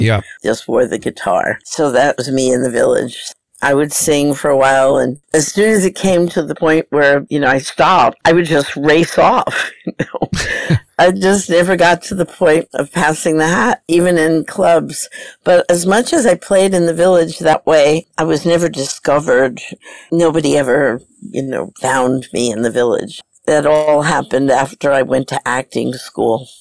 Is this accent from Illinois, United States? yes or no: no; New York City, New York, United States; I grew up in New York